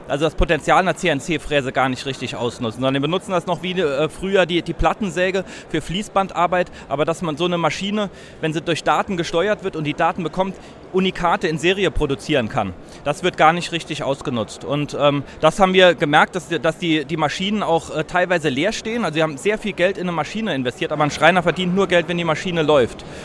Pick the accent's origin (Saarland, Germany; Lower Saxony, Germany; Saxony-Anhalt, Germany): Saarland, Germany; Saarbrücken; Wir sind äh, beide äh, gebürtige Saarbrücker und äh, ja, sind auch hier geblieben